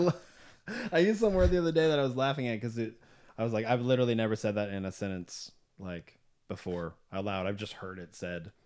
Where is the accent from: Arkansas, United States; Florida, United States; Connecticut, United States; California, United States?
Arkansas, United States; Southwest; now in Nashville, United States; growing up in Southwest Arkansas